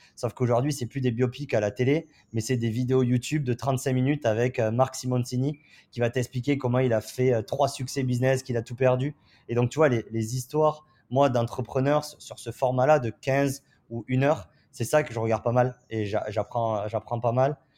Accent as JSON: {"language": "French", "region": "southern France", "country": "France", "accent": "southern (du sud)", "moved": "as an adult", "lives_now": "San Francisco, United States", "said": "j'ai un accent un, peu du, du sud"}